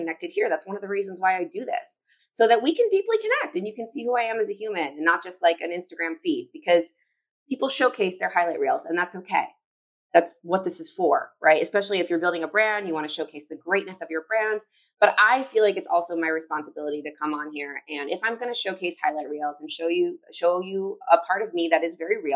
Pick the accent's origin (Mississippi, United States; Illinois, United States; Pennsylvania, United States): Illinois, United States; Chicago; I'm from Chicago